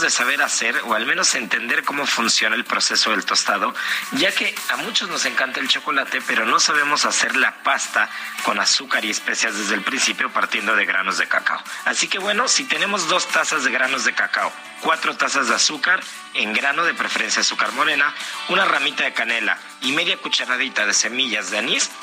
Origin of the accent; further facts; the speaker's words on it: Mexico; como buenos mexicanos